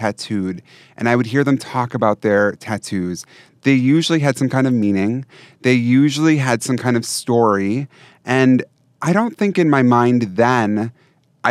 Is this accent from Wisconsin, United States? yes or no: yes; Wisconsin, United States; I'm from Wisconsin